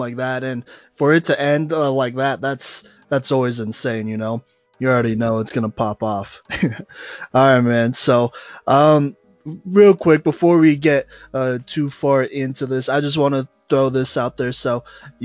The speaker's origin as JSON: {"language": "English", "town": "Dallas", "region": "Texas", "country": "United States", "tie": "born or raised there", "said": "I was born in Dallas"}